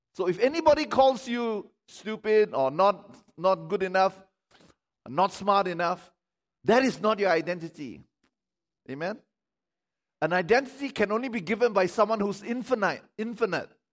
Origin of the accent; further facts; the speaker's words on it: Malaysia; I don't primarily i- identify myself as a Malaysian